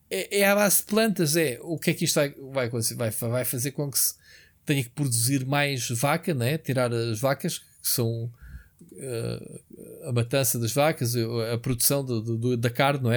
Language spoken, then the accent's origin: Portuguese; Portugal; somos tugas